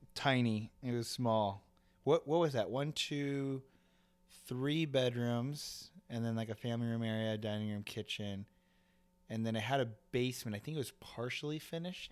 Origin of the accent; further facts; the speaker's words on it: Aurora, Illinois, United States; moved away; also born or lived in Oswego, Illinois / Yorkville, Illinois; we grew up in Aurora, which is one town over